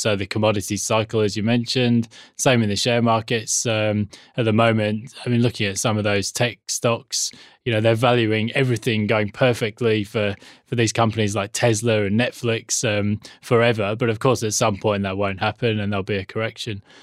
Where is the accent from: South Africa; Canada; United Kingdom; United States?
United Kingdom; England; now in Australia; being English